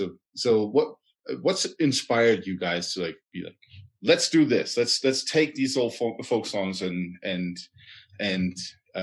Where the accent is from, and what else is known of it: Denmark; born or raised there